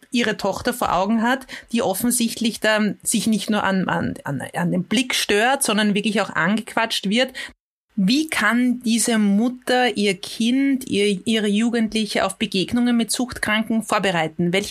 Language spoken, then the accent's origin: German; Vienna, Austria; habe ich mir schon als Wiener Bürgerin öfter mal gedacht, die lungern herum, konsumieren hier und niemand kümmert sich drum.